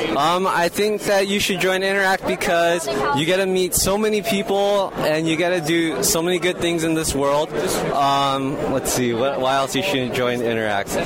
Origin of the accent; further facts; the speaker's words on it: Los Altos, California, United States; that's where my Rotary is, but I'm from Los Altos